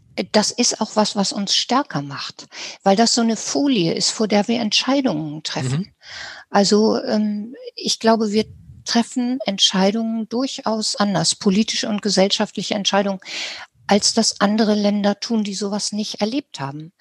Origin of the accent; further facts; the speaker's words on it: Germany; wir haben als Deutsche erlebt